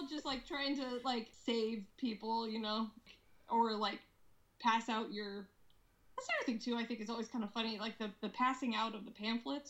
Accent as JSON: {"language": "English", "region": "Alaska", "country": "United States", "tie": "born or raised there", "moved": "yes", "lives_now": "Seattle, United States", "said": "people that I grew up with in Alaska"}